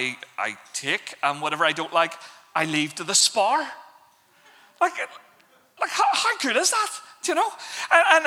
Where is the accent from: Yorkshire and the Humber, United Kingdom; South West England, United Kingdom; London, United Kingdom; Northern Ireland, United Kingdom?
Northern Ireland, United Kingdom; Belfast; I grew up in Belfast